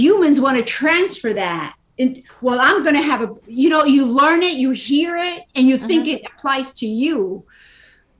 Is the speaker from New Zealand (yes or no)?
no; Dominican Republic; moved away; I was born in the Dominican Republic